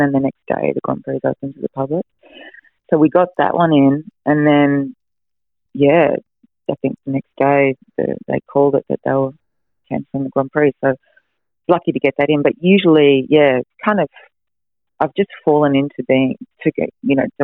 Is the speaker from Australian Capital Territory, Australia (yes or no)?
no; Melbourne, Victoria, Australia; now in Noosa, Australia; I grew up in Melbourne